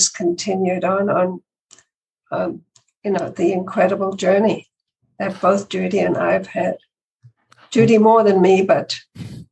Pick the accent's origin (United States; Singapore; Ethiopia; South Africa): South Africa; moved away as an adult; also born or lived in London / Canada; I was born in South Africa. I came to this country when I was 20. So most of my life was spent in South Africa, and that's where I met my husband, Ivor, when we were both in high school